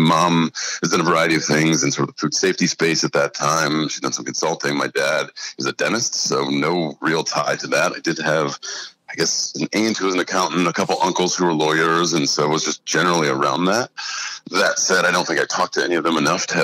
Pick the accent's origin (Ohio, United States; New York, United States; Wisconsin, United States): Ohio, United States; Bowling Green; Being from Bowling Green